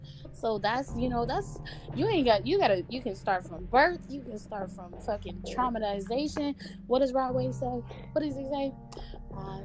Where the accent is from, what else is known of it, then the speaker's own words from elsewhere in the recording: California, United States; now in Illinois, United States; I grew up in California